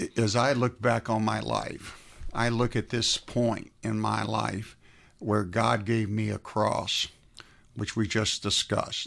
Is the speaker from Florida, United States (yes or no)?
yes; South Florida, United States; now in Atlanta, United States; I was raised in South Florida